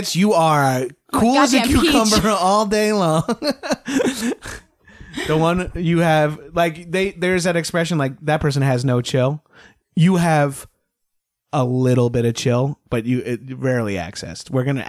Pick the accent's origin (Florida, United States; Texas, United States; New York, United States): New York, United States; Long Island; moved away; We're from Long Island. We have some of the old traits. I am Italian.